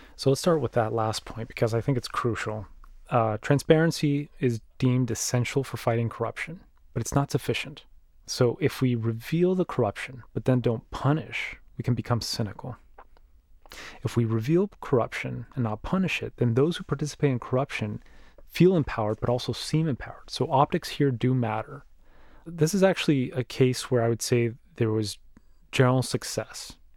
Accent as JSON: {"language": "English", "country": "Mexico", "moved": "yes", "said": "my home country of Mexico"}